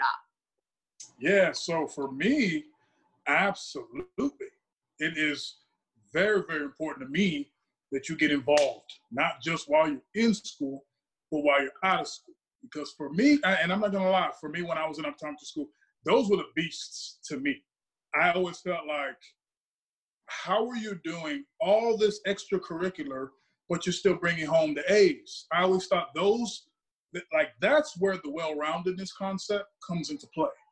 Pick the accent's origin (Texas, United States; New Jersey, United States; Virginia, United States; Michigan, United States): Texas, United States; Dallas; moved away as an adult; also born or lived in Davie, Florida; I'm not from Florida. I'm from Dallas, Texas